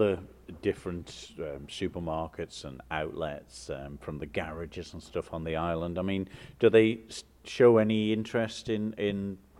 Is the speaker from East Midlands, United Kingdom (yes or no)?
yes; Derby, East Midlands, United Kingdom; I grew up in Derby as well with yourself.